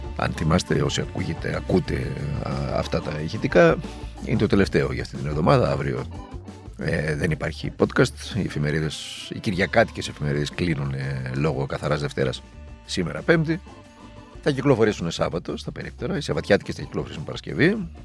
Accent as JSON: {"language": "Greek", "country": "Greece", "said": "ως Έλληνες"}